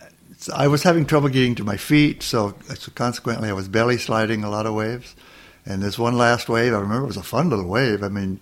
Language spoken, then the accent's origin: English; Manhattan Beach, California, United States; also born or lived in Torrance, California; I was born in Torrance, but when I was, and my parents lived in Redondo at the time, and when I was 2 years old, they built a house in Manhattan Beach on 9th Street and Highland, and Manhattan Beach is two blocks from the beach. And that's where I basically grew up.